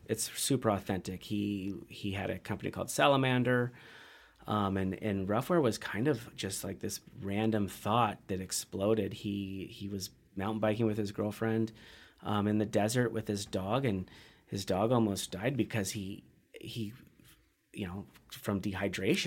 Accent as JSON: {"language": "English", "region": "Central Washington", "country": "United States", "tie": "born or raised there", "also_born_or_lived": "Bend, Oregon", "moved": "yes", "lives_now": "Missoula, United States", "said": "I'm a kid from Central Washington"}